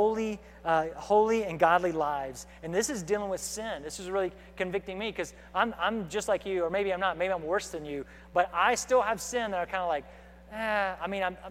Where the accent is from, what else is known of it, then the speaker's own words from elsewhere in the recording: United States; as American believers